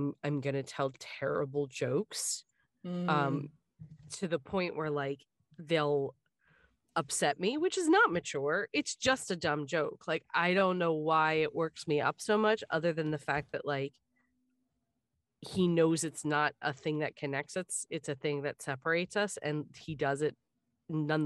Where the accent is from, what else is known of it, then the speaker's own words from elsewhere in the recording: Richmond, Virginia, United States; accent: Southern; I grew up in the Richmond area, and the Southern dialect that, I acquired